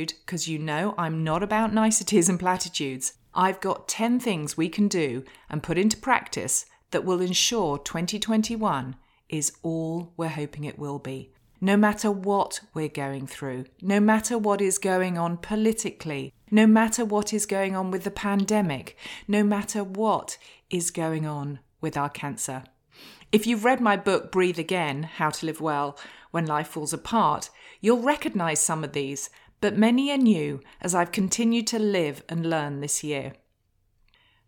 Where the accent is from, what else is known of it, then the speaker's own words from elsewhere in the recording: United Kingdom; now in United States; I'm a Brit. So despite living in the USA